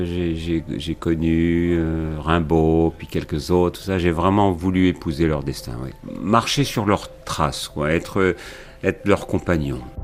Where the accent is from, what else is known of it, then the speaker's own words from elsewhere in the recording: Champagne, Grand Est, France; pas très loin de chez moi en Champagne